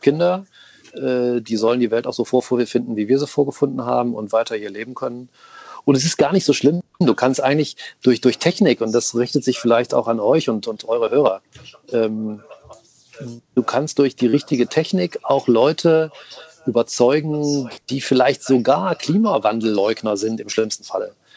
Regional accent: Rhineland, Germany; ich bin waschechter Rheinländer

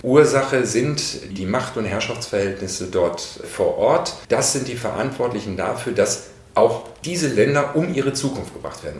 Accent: North Rhine-Westphalia, Germany; moved away as an adult; also born or lived in Bad Soden am Taunus; Aufgewachsen in Westfalen

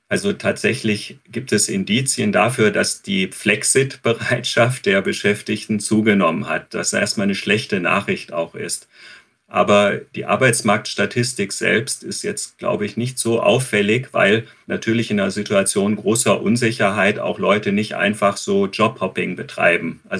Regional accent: Germany; Wie steht es um die Alten und die Krankenpflege bei uns in Deutschland?

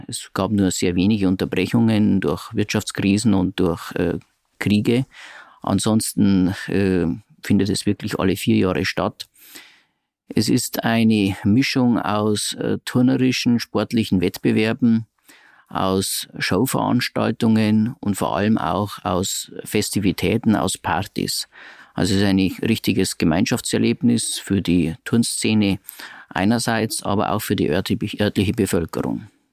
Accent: Regensburg, Bavaria, Germany; bin Regensburger, habe eine Rechtsanwaltskanzlei in Regensburg

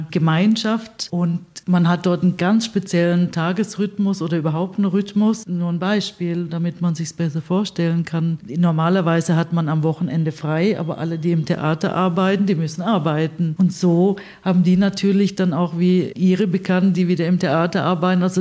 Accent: Stuttgart, Baden-Württemberg, Germany; Ich bin in Stuttgart aufgewachsen bzw. geboren.

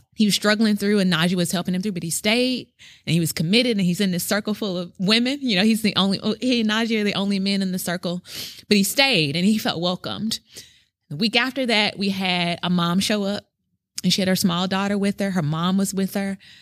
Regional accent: Memphis, Tennessee, United States; moved away as an adult; now in Brooklyn, United States; I'm from Memphis, Tennessee

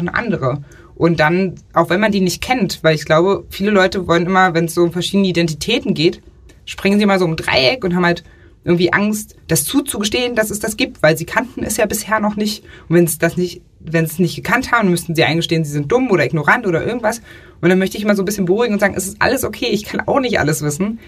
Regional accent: Saxony-Anhalt, Germany; Sachsen-Anhalt, wo ich herkomme, liegt der Katholikenanteil irgendwie bei 3,5 Prozent oder so

